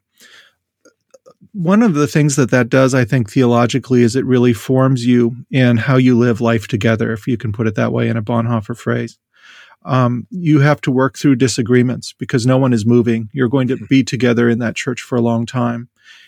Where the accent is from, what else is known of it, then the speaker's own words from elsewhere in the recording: North Dakota, United States; I grew up in North Dakota and attended Jamestown College. I grew up in a small rural community.